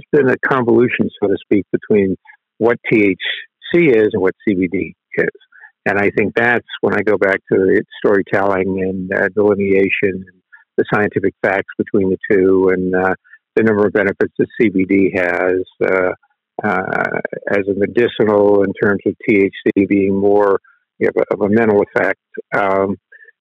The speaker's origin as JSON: {"language": "English", "town": "Tampa", "region": "Florida", "country": "United States", "tie": "born or raised there", "said": "growing up in Tampa, Florida"}